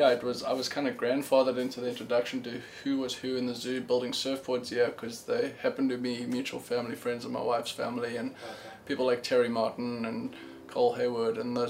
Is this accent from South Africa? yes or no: yes; South Africa; born there; I was born in South Africa.